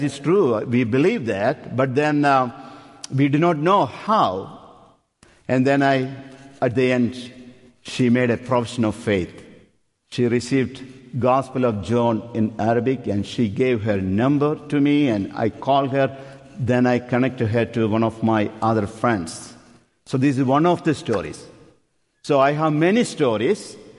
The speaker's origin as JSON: {"language": "English", "country": "India", "also_born_or_lived": "Upper Darby", "moved": "as an adult", "lives_now": "United States", "said": "We are from India"}